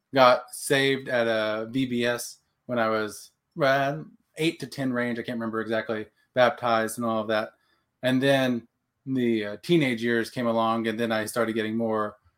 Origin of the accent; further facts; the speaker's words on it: Texas, United States; now in Oklahoma, United States; Texan Okie. So I was raised in Texas, born, now in Oklahoma